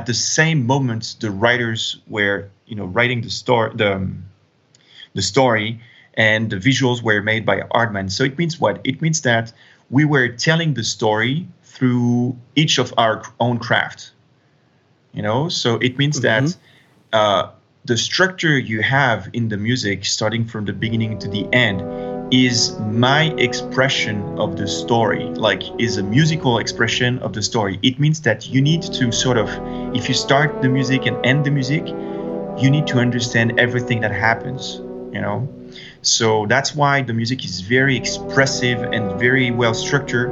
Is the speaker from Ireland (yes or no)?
no; France; also born or lived in United States; I'm French, as you said, and I've been educated in France